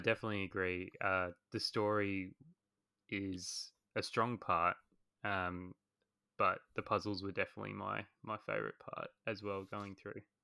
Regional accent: Australia; accent: Australian; as you guys can probably tell from my voice, I am Australian

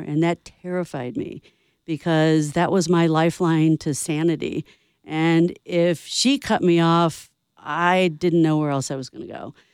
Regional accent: St. Louis, Missouri, United States; moved away; I'm from St. Louis

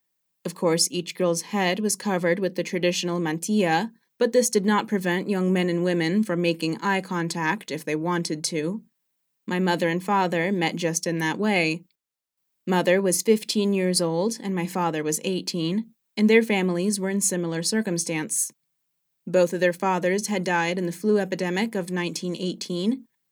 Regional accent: Matanzas, Cuba; born there; I was born in Matanzas, Cuba, on March 7, 1931.

